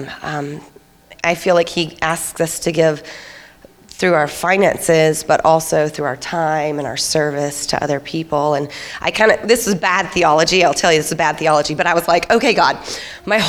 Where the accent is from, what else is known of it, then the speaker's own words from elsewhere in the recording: the South, United States; I was raised in the South